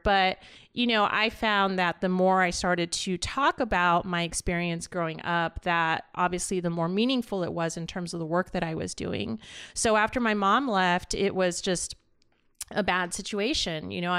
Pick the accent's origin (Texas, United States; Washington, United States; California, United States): California, United States; Los Angeles; born there; My story started here in LA, and I was born in East